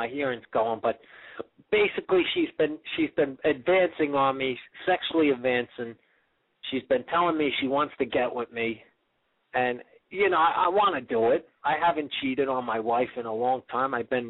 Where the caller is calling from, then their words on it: Manhattan, New York, United States; I'm out in Manhattan.